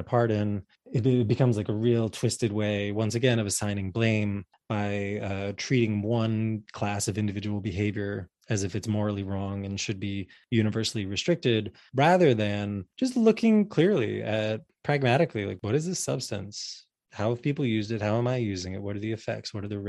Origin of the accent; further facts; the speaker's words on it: New Jersey, United States; I grew up in 1981 in North Jersey.